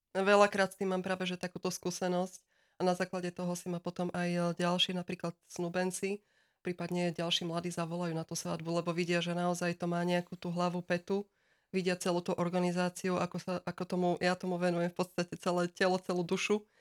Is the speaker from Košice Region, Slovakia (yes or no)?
no; Žilina, Žilina Region, Slovakia; aj sama som vlastne priamo zo Žiliny